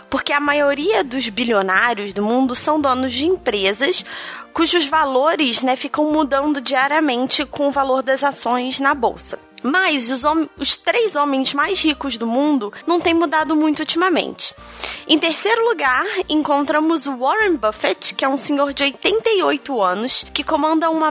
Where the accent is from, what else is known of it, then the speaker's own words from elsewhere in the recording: Vila Velha, Espírito Santo, Brazil; tenho 4 anos eu sou de Vila Velha, do Espírito Santo.